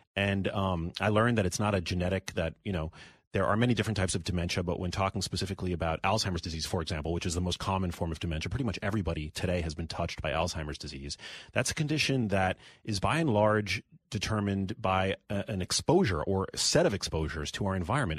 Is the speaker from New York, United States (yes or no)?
yes; New York City, New York, United States; I'm born and raised in New York City